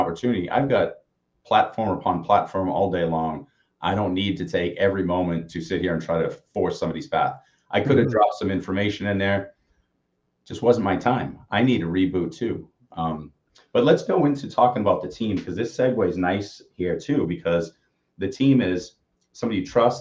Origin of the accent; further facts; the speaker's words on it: Austin, Texas, United States; I'm from Austin